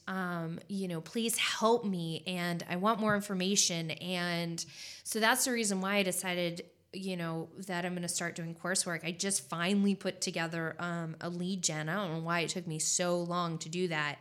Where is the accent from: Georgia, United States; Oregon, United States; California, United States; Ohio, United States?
California, United States; moved away as an adult; now in Spartanburg, United States; I'm originally from California